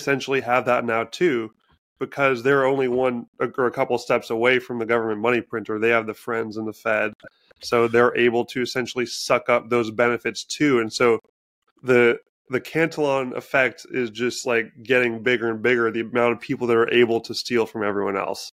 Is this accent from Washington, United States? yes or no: yes; Washington, United States; living in my home state of Washington